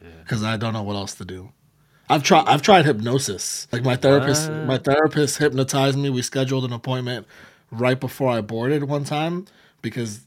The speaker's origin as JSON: {"language": "English", "region": "New York", "country": "United States", "tie": "born or raised there", "said": "I grew up in New York"}